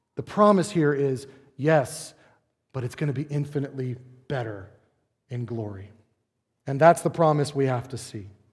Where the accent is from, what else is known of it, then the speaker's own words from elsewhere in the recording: United States; as an American Christian